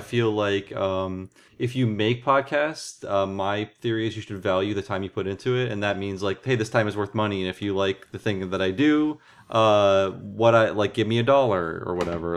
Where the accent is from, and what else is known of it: Ohio, United States; born or raised there; also born or lived in Santa Fe; now in Berkeley, United States